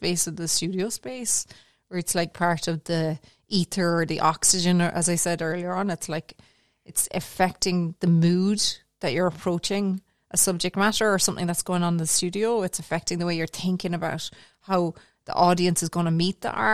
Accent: Cork, Munster, Ireland; also born or lived in Galway / County Clare; now in Tipperary, Ireland; I'm originally from Cork. I'm originally from Mayfield in Cork, but I live, as you said, in rural Tipperary now.

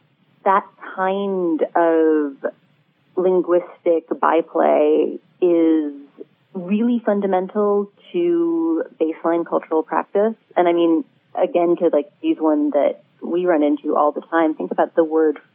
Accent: New York City, New York, United States; born there; also born or lived in Turkey / Canada / Sweden; I'm Jewish. I was born in New York City. I've lived in a lot of places. And I think of myself as an American

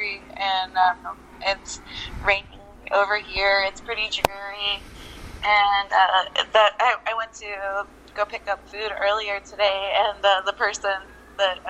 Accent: Jacksonville, Florida, United States; also born or lived in North Carolina; I grew up in Jacksonville, Florida

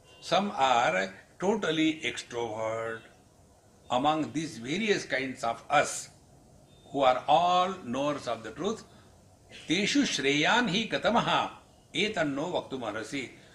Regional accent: Maharashtra, India; English is a second language; don't underestimate me. I am from Maharashtra. In Maharashtra, everything is Maha.

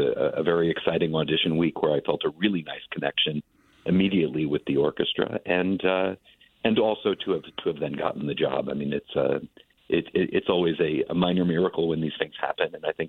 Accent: Scarsdale, New York, United States; I'm from Scarsdale, New York, so I know the Westchester-Fairfield area extremely well.

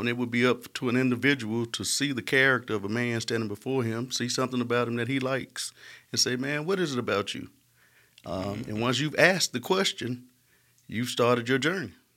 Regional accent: Smithfield, Alabama, United States; I was raised in Smithfield

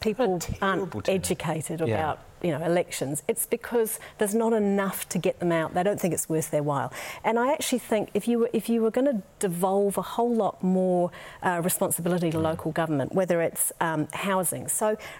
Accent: Wellington, New Zealand; I come from the Wellington region

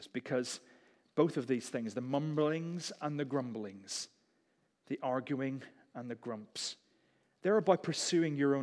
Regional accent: United Kingdom; We're British.

